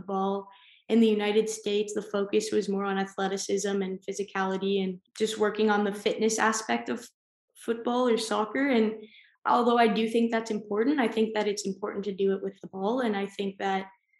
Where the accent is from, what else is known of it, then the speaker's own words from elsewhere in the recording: Guelph, Ontario, Canada; moved away as an adult; also born or lived in West Virginia; now in Denmark; my hometown in Guelph